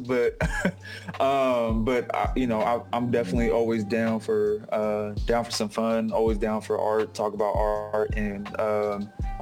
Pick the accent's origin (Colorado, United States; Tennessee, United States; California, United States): California, United States; Sacramento; now in Oakland, United States; I'm based out of Oakland. I'm originally from Sacramento, born and raised.